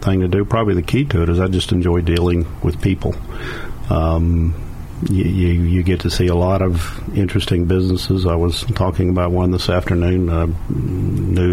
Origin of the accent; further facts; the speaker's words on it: the South, United States; also born or lived in St. Petersburg, Florida / Gainesville, Florida; I'm from the South